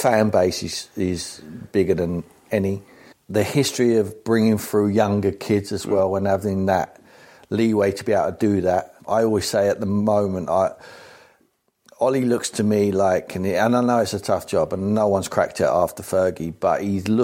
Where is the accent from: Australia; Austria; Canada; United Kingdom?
United Kingdom; England; I'm English.